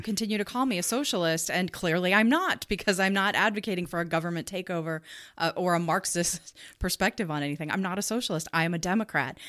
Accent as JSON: {"language": "English", "town": "Chicago", "region": "Illinois", "country": "United States", "tie": "born or raised there", "moved": "as an adult", "lives_now": "Omaha, United States", "said": "I was not born here. I was born in Chicago."}